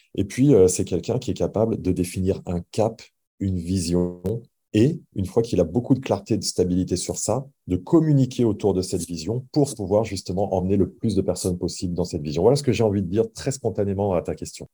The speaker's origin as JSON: {"language": "French", "country": "France", "said": "je suis français."}